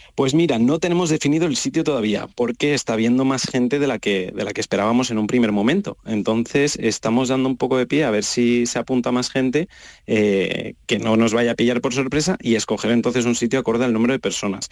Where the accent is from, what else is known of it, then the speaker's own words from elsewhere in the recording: Madrid, Community of Madrid, Spain; moved away as an adult; now in Seville, Spain; yo soy de Madrid y yo vine aquí hace un año y medio